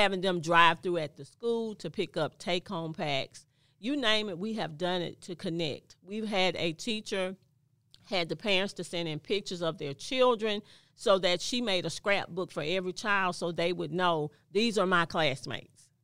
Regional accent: Mobile, Alabama, United States; born and raised in Mobile, Alabama

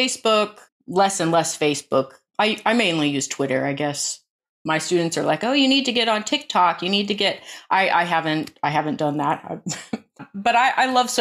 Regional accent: Alaska, United States; now in England, United Kingdom; I was born into a kind of agrarian cult in Alaska

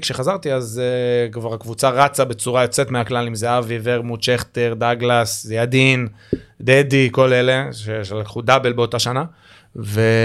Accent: Givatayim, Tel Aviv District, Israel; גדלנו באותו אזור פחות או יותר, גבעתיים

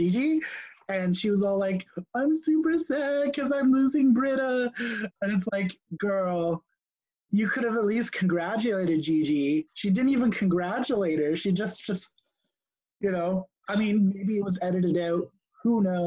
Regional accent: Canada; we are Canadians ourselves.

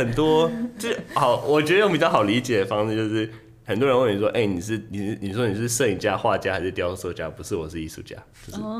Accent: Taiwan; moved away as an adult; also born or lived in New York; 我就跟他说我是台湾人

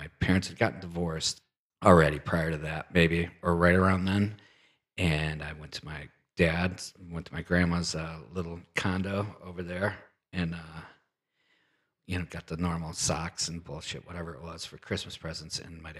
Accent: Detroit, Michigan, United States; I grew up in Detroit.

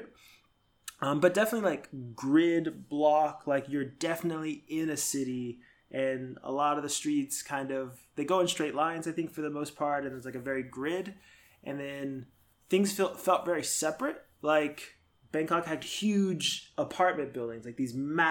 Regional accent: United States; as an American

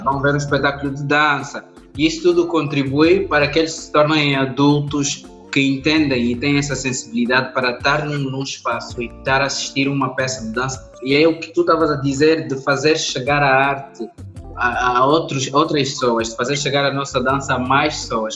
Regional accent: Angola; Nós temos uma potência enorme como angolanos

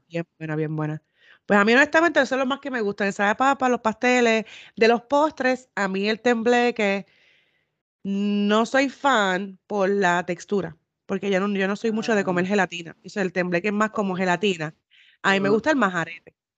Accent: Puerto Rico; moved away; cuando me fui de Puerto Rico

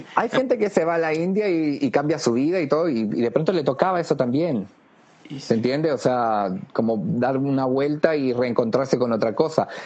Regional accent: Chile; nosotros los que nacimos en Chile, por algo elegimos nacer en Chile

